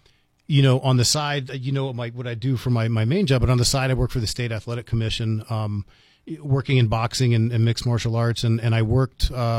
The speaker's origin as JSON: {"language": "English", "region": "East Coast", "country": "United States", "tie": "born or raised there", "lives_now": "New Mexico, United States", "said": "So I told you, you know, I grew up in the East Coast. I've been in, exposed to all these cultures. And I moved to New Mexico."}